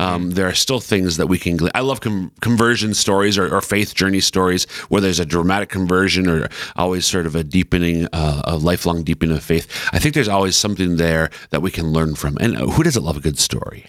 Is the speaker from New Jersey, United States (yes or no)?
no; Central Minnesota, United States; now in Sioux Falls, United States; I'm from Central Minnesota